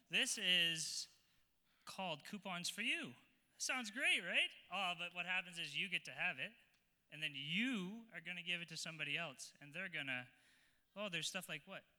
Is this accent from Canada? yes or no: yes; Lewis Estates, Alberta, Canada; Lewis Estates.